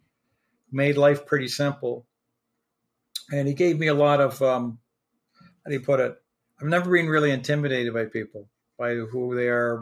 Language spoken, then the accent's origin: English; Prince Edward Island, Canada; moved away; also born or lived in Halifax, Nova Scotia / Wolfville, Nova Scotia; I was born in Halifax, spent a few years there. I was adopted, then moved to Prince Edward Island and spent most of my childhood at Prince Edward Island